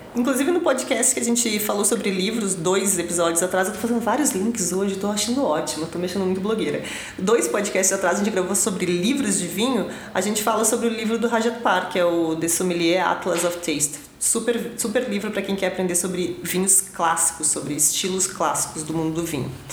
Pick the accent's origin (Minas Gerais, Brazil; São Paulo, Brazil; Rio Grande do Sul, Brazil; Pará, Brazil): Rio Grande do Sul, Brazil; Eu venho do Rio Grande do Sul